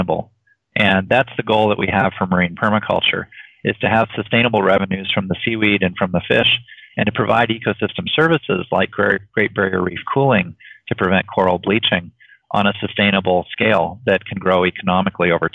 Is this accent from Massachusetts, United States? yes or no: yes; Woods Hole, Massachusetts, United States; moved away; also born or lived in Hawaii / Silicon Valley; I grew up in Woods Hole